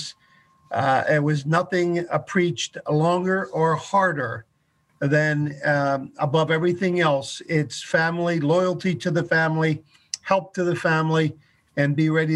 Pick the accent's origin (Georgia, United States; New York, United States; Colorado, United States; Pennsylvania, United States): Pennsylvania, United States; Chester; moved away as an adult; also born or lived in Boston; now in Michigan, United States; I was born right outside of the city of Philadelphia in a place called Chester, Pennsylvania